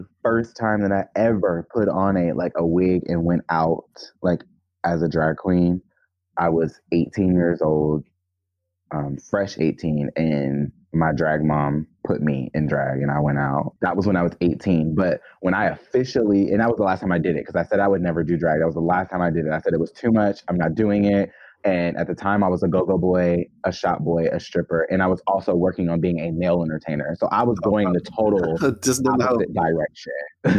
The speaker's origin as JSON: {"language": "English", "town": "Jackson", "region": "Georgia", "country": "United States", "tie": "born or raised there", "also_born_or_lived": "Gwinnett", "said": "I technically grew up as a child in Atlanta, Georgia. Well, not Atlanta, Georgia, but Georgia. It was a little town called Jackson, Georgia."}